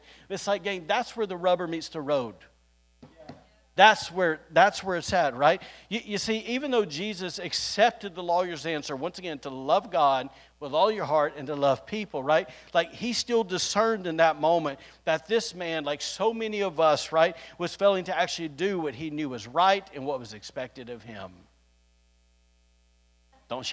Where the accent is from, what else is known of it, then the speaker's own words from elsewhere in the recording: the South, United States; now in Rockport, Maine, United States; I'm just from the South here